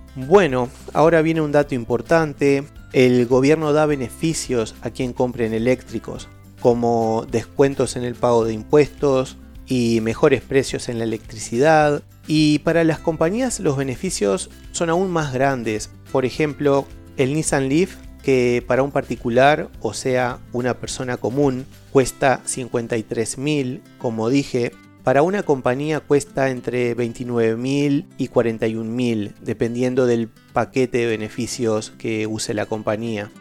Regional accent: Uruguay; soy de Uruguay

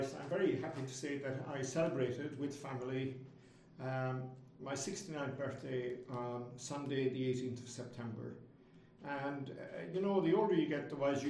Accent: Kenmare, Munster, Ireland; moved away as an adult; also born or lived in Dublin / Cork; I came from the town of Kenmare, the head of the sea

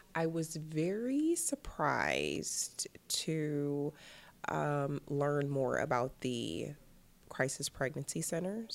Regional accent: Cleveland, Ohio, United States; I'm originally from Cleveland, Ohio.

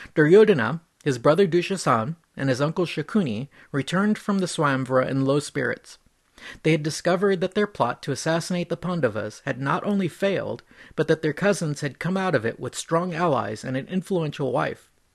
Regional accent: California, United States; I grew up in California

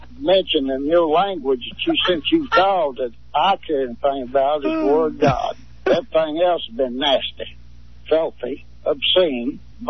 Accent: Arkansas, United States; born or raised there

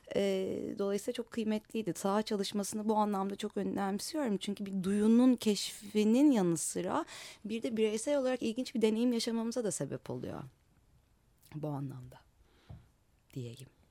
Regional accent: Istanbul, Turkey; bir Kadıköylü olarak sokaklarında dolaştığım bu yüzide ilçemizde

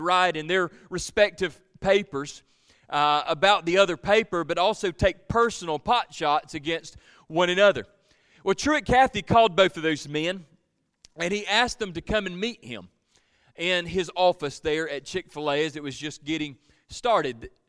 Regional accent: Georgia, United States; I'm from Georgia

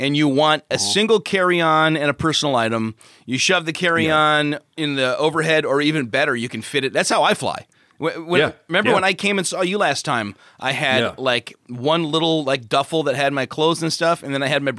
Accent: Chicago, Illinois, United States; In my hometown, it was Polish in Chicago.

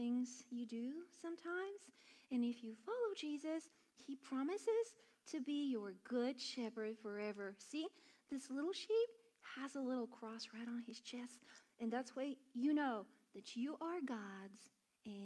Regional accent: Bulgaria; now in United States; I'm from Bulgaria

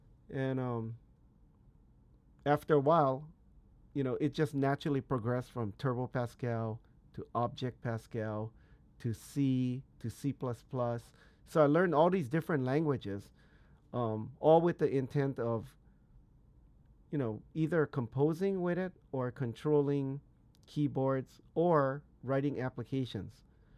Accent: Hawaii, United States; born there; Yeah, basically, I was born on the Big Island of Hawaii. That's what we call it, the Big Island

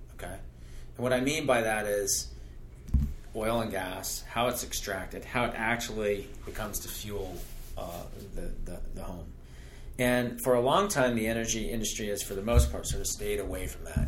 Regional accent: North Carolina, United States; moved away; where I grew up in North Carolina

